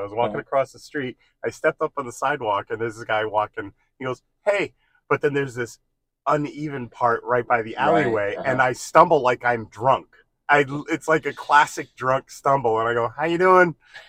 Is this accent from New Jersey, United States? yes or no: yes; New Jersey, United States; moved away; I'm from New Jersey.